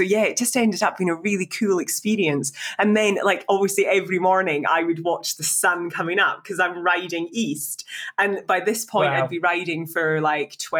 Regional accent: Scotland, United Kingdom; I'm from Scotland.

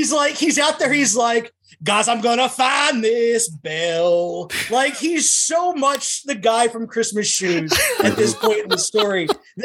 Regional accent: Maryland, United States; Southern Maryland.

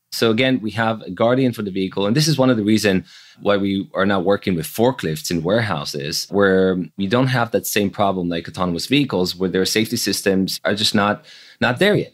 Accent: Jerusalem, Jerusalem District, Israel; moved away as an adult; also born or lived in Silicon Valley; I grew up in Jerusalem in Israel, so pretty far away from Silicon Valley.

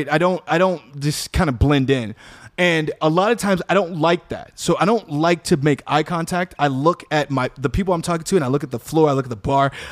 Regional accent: Chicago, Illinois, United States; I'm from Chicago.

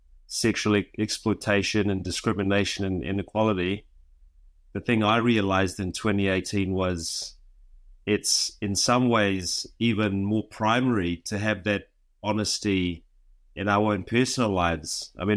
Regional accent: Vanuatu; now in New Zealand; Well, I'm from Vanuatu. I've lived in New Zealand for most of my life.

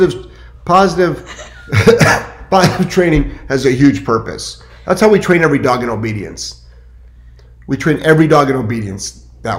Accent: Cleveland, Ohio, United States; moved away; also born or lived in Lyndhurst, Ohio; I'm originally from Cleveland, well, Lyndhurst, Ohio, but I grew up in the east side of Cleveland

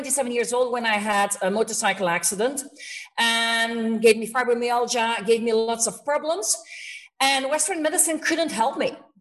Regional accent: Belgium; moved away as an adult; now in Spain; I moved to Spain 17 years ago. I'm from Belgium, but I live in Spain

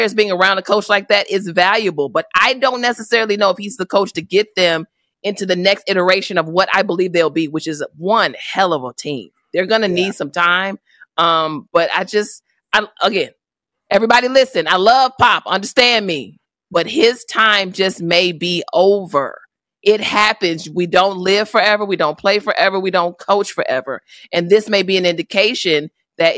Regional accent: Chicago, Illinois, United States; I'm from Chicago.

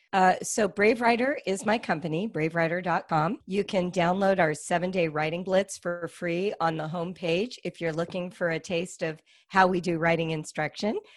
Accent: California, United States; we're from California

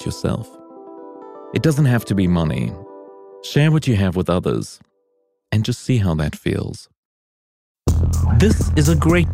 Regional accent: South Africa; now in United States; I was born in South Africa

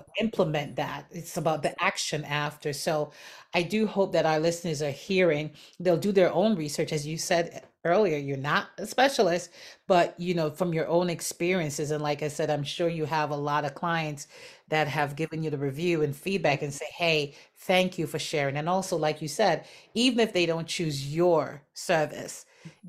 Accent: Jamaica; growing up in Jamaica

